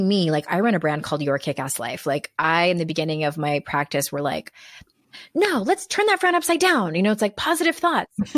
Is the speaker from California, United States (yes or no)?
yes; San Diego, California, United States; now in North Carolina, United States; I'm from San Diego, and, but now we live in North Carolina